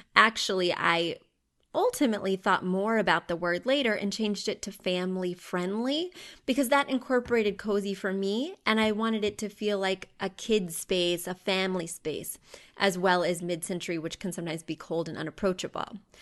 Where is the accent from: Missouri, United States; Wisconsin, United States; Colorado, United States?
Missouri, United States; I grew up in Missouri